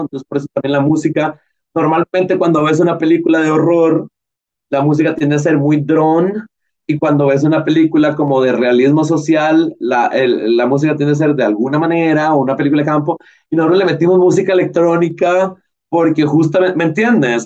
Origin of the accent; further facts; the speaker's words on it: Costa Rica; como cineastas costarricenses